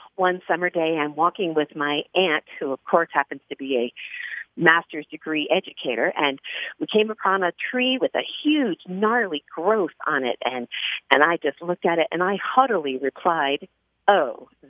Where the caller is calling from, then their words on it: Newbury Park, California, United States; I'm calling from Newbury Park, California.